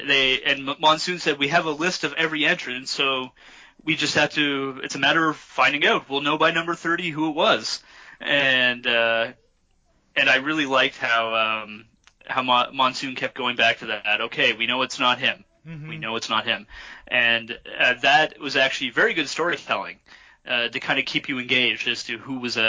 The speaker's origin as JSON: {"language": "English", "country": "Canada"}